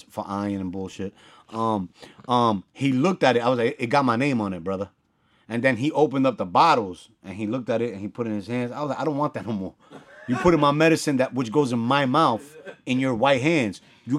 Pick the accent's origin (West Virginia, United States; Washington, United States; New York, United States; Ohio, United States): New York, United States; New York City; I'm from the Bronx.